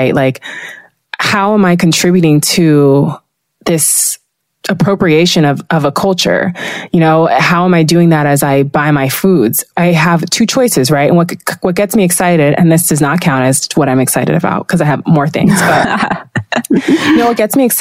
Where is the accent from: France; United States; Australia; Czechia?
United States; Los Angeles, California; first language Spanish and English; I grew up in West LA in the 90s and the 2000s